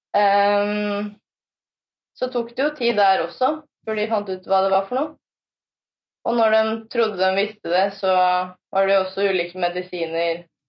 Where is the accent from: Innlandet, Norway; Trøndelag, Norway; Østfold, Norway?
Østfold, Norway; Fredrikstad; Jeg eh, er fra Fredrikstad